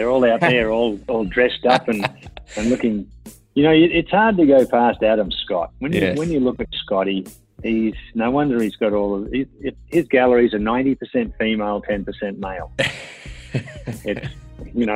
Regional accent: Queensland, Australia; moved away; I'm a Queenslander through and through, will always be.

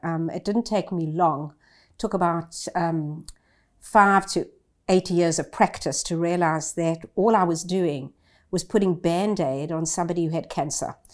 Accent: South Africa; moved away as an adult; now in Australia; I grew up in South Africa as a privileged white.

